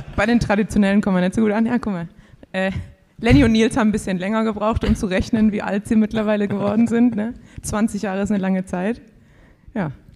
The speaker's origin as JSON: {"language": "German", "region": "Swabia", "country": "Germany", "said": "als Schwabe"}